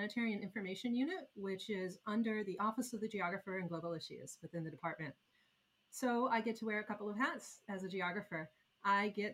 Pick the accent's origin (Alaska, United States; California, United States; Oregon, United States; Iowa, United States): Iowa, United States; moved away; I was a girl growing up in Iowa